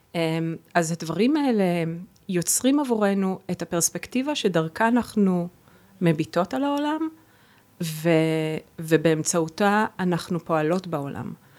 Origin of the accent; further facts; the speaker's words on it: Israel; first language Hebrew; moved away as an adult; also born or lived in Boston / New York / Berlin; שפת האם שלי זו עברית